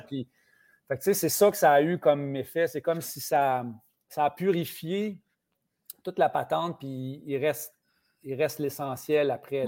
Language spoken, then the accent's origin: French; Saint-Ours, Quebec, Canada; now in Longueuil, Canada; on avait ça à Saint-Ours, on avait une cabane à sucre